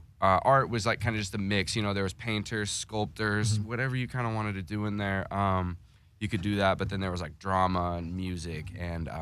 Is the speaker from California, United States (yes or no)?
yes; Antioch, California, United States; moved away as an adult; also born or lived in Concord, California / San Francisco; now in Los Angeles, United States; So I was born in Antioch and lived in Concord